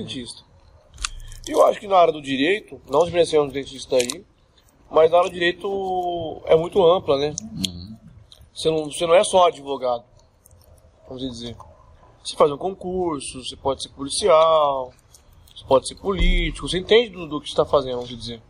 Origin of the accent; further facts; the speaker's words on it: Cuiabá, Mato Grosso, Brazil; also born or lived in Santos, São Paulo; eu nasci em Santos, São Paulo. Santos. Sou santista. E é, com seis anos eu vim pro, pra Cuiabá